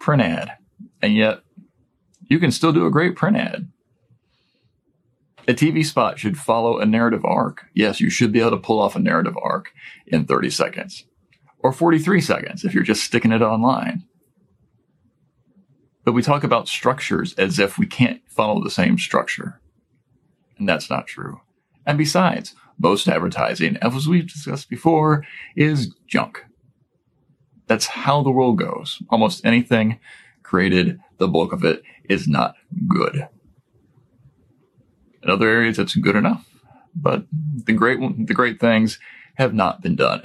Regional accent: Midwest, United States; I'm a Midwesterner and that's how we talk.

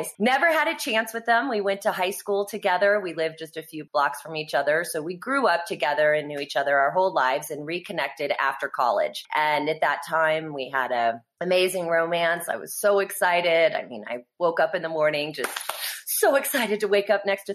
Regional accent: Kansas City, United States; also born or lived in Texas; now in Vail, United States; I was originally born in Kansas City. I'm a Midwest girl.

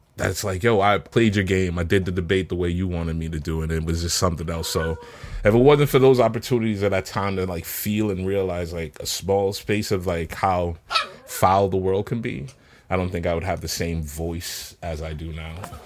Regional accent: New York City, New York, United States; moved away as an adult; also born or lived in Jamaica; now in Seattle, United States; I was six, seven when I came here

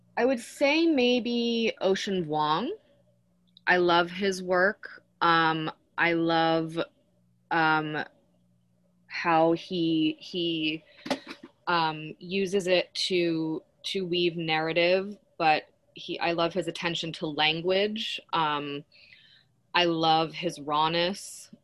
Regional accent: Western Massachusetts, United States; moved away; I grew up in Western Massachusetts, um, not far from Amherst

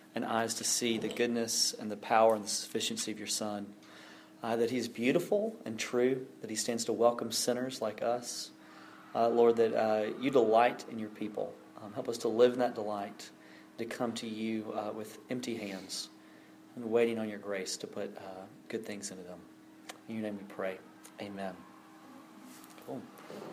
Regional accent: Alabama, United States; now in North Carolina, United States; worked in my home state of Alabama

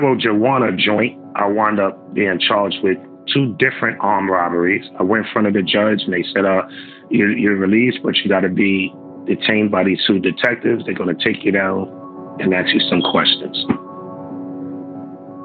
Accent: New York City, New York, United States; also born or lived in Bronx; I grew up around the Harlem area, the Apollo, you know, area right around the corner from the Apollo.

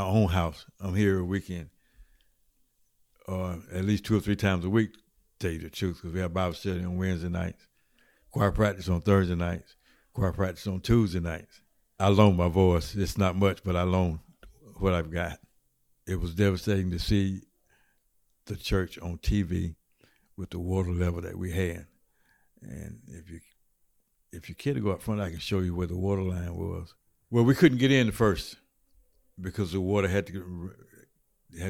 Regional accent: Washington, North Carolina, United States; I live east of Washington, about 5 miles out. I was born and raised here

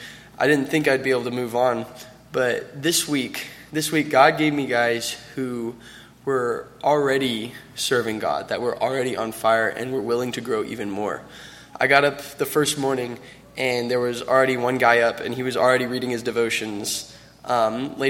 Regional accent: Milton, Florida, United States; I'm from Milton, Florida

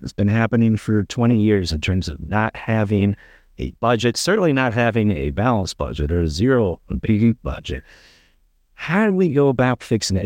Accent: Michigan, United States; now in North Carolina, United States; back in my home state, uh, of Michigan

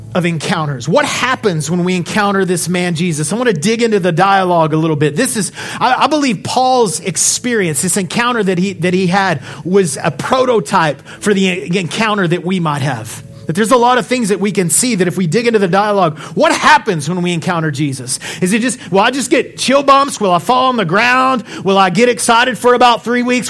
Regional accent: Odessa, Texas, United States; I'm from Odessa

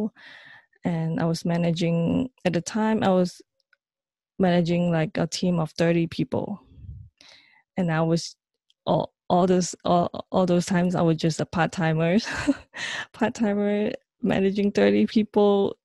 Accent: Malaysia; moved away as an adult; now in New York, United States; So I'm originally from Malaysia, and I moved to New York in 2009.

